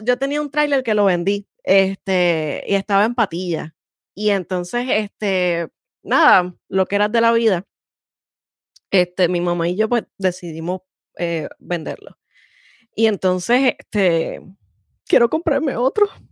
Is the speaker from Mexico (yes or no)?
no; San Juan, Puerto Rico; yo soy sanjuanera hasta la muerte, no importa dónde esté